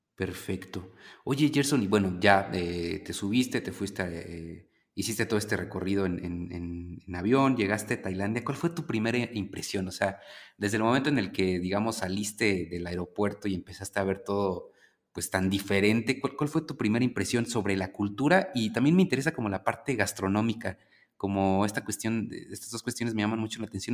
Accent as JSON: {"language": "Spanish", "country": "Mexico", "said": "nosotros como mexicanos"}